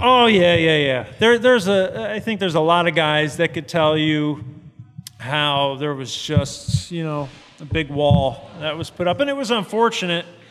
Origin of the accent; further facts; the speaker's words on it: New Jersey, United States; moved away as an adult; growing up in Jersey